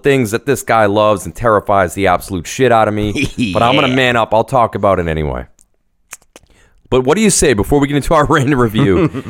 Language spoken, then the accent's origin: English; Massachusetts, United States; I grew up in Massachusetts.